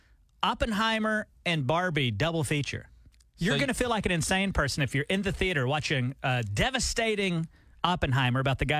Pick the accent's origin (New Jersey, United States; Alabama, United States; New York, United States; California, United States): Alabama, United States; moved away; growing up in Alabama